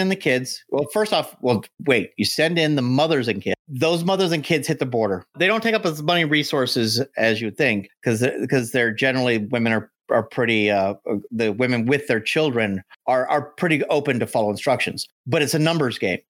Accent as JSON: {"language": "English", "country": "United States", "said": "as an American, 'cause us Americans"}